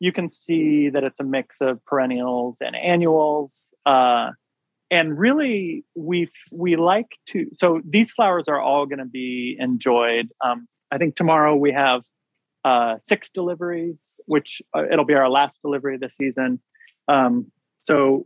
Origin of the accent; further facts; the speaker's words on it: Washington, United States; moved away; I grew up in Washington State